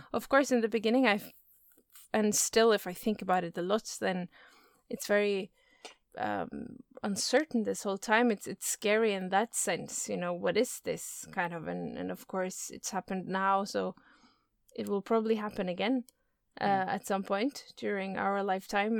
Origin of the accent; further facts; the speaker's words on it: Oslo, Norway; In Oslo. That's where I live and where I'm from. Yeah. Mm-hmm. So it's it's uh, my hometown.